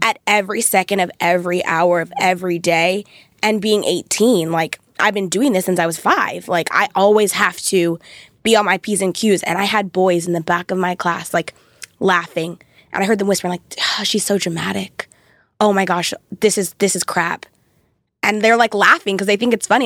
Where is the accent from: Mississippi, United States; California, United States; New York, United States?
California, United States; Thousand Oaks; grew up in Thousand Oaks